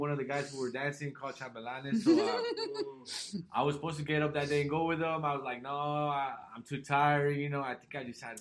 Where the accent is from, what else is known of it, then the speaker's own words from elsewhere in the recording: Los Angeles, California, United States; moved away; I was raised in Los Angeles